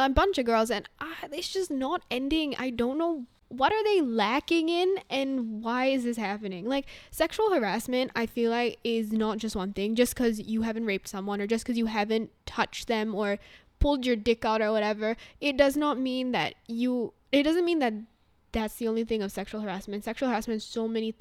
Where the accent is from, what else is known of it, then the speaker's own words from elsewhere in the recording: India; moved away; when I was growing up in India